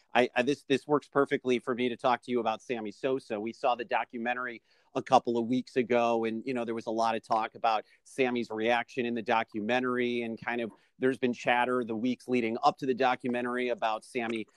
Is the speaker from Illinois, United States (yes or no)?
yes; Chicago, Illinois, United States; a kid growing up in Chicago